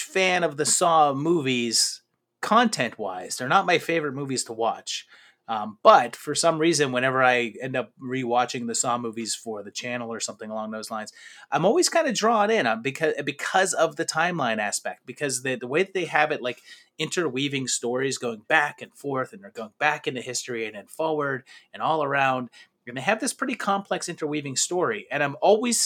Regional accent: Pittsburgh, Pennsylvania, United States; I grew up in Pittsburgh

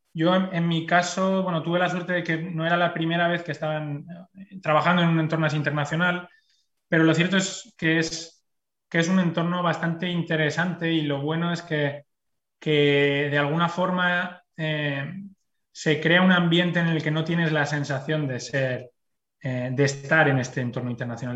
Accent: Spain; moved away as an adult; now in Brussels, Belgium; la gente que venimos de España

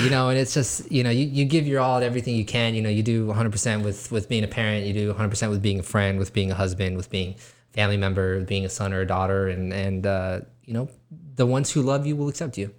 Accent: Weslaco, Texas, United States; West Laco is my hometown

